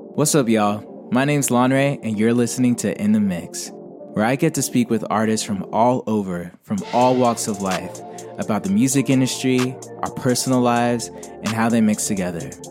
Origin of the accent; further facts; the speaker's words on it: Atlanta, Georgia, United States; I'm from Atlanta